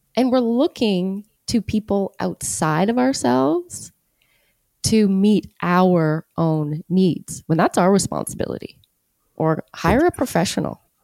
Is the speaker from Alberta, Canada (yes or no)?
no; Hamilton, Ontario, Canada; Here, born and raised.